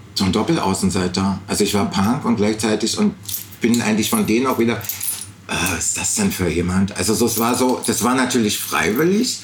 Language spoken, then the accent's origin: German; East Germany, Germany; als Ostdeutscher